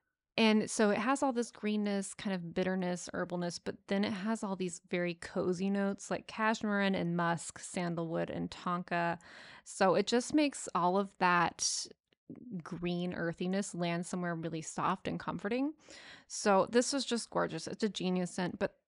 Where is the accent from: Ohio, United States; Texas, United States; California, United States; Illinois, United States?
Texas, United States; We're from Texas. You know, you can critique my pronunciation. It's not going to improve.